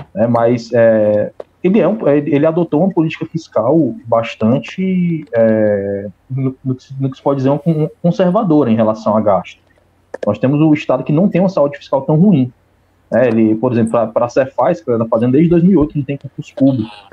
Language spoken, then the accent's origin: Portuguese; Ceará, Brazil; eu sou do Ceará